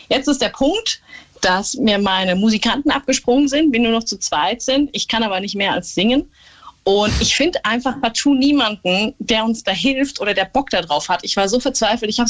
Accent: Stockheim, Bavaria, Germany; ich komme aus Stockheim.

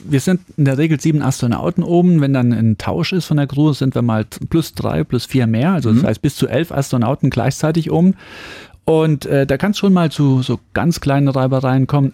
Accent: Saarland, Germany; ich komme aus dem Saarland, das ist ein ländlicher Bereich

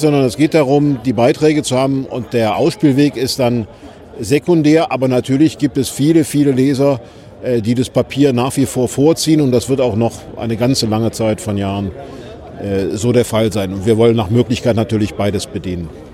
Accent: Rhineland, Germany; Ich sage das als Rheinländer.

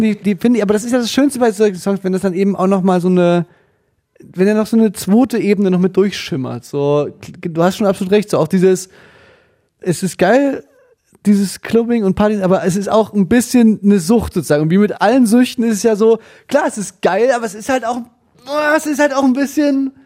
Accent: Germany; Als Deutscher

